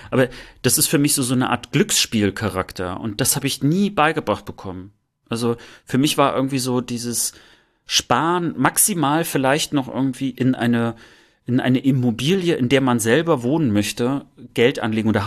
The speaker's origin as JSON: {"language": "German", "region": "East Germany", "country": "Germany", "said": "Und ich, ich glaube auch, dass wir dort als, als Ostdeutsche in der Tat ein bisschen lange Zeit einfach hinterherhinken."}